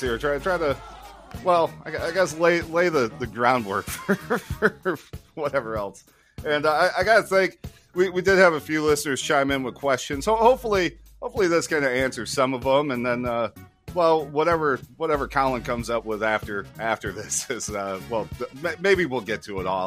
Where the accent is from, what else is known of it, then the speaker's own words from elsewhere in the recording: United States; growing up in American sports culture